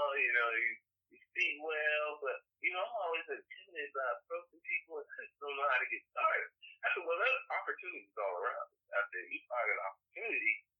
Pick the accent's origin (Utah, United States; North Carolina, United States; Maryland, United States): North Carolina, United States; moved away as an adult; North Carolina